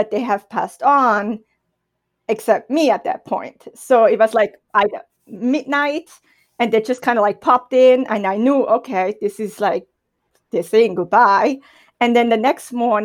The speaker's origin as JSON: {"language": "English", "region": "German-speaking Switzerland", "country": "Switzerland", "tie": "born or raised there", "first_language": "German", "second_language": "English", "moved": "as an adult", "said": "I was raised and born in Switzerland"}